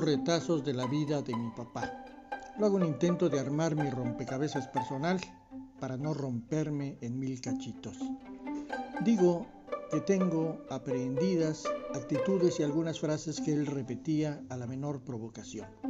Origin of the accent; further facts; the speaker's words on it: Comitán, Chiapas, Mexico; En Comitán, en esos tiempos, años 60, los amigos también se silbaban, no se chiflaban